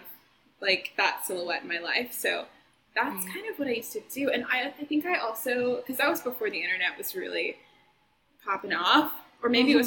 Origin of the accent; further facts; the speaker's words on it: Oklahoma, United States; moved away; I'm from Oklahoma